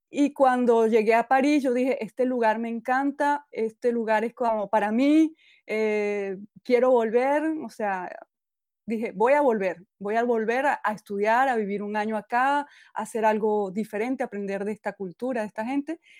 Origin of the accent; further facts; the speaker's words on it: Venezuela; quedarme solo en mi pueblito, que, que aunque es muy bonito y muy tranquilo, pues yo cuando estaba más joven necesitaba moverme, necesitaba aprender cosas nuevas, eh, ver culturas nuevas, civilizaciones nuevas. Y bueno, me cambié a muchas ciudades en Venezuela.